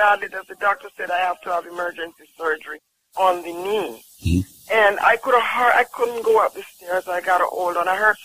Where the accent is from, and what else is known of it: Jamaica